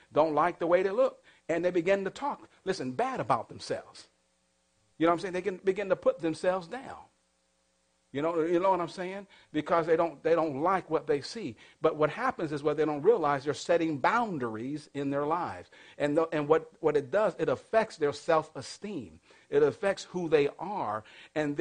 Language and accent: English; Massachusetts, United States; I grew up in the projects. You know, in the projects where I grew up, it wasn't like, okay, there's a whole other set of projects behind me. That where I grew up, that was it. And the only thing that was behind me was just what they call a canal. See, I'm from Massachusetts